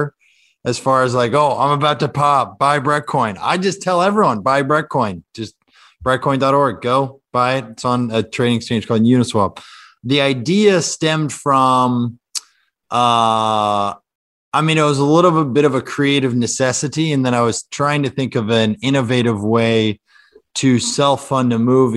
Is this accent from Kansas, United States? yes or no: yes; Kansas, United States; moved away as an adult; now in New York, United States; I'm from Kansas originally.